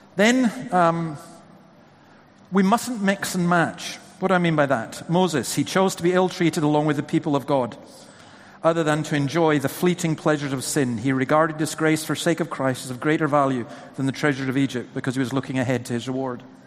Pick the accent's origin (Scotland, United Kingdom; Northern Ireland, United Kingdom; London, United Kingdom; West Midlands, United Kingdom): Scotland, United Kingdom; who's been born and bred in Scotland, lived there virtually all my life